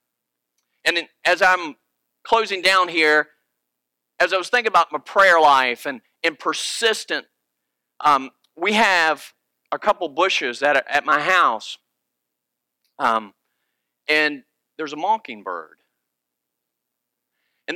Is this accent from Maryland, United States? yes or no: no; Virginia, United States; moved away; I'm originally from Virginia, and my family are deer hunters